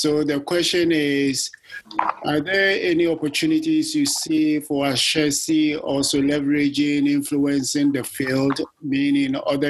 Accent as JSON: {"language": "English", "country": "Ghana", "moved": "yes", "said": "I'm originally from Ghana"}